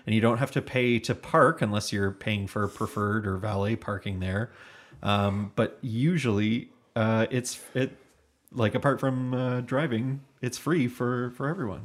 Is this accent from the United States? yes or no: no; Hamilton, Ontario, Canada; We're from Hamilton, Ontario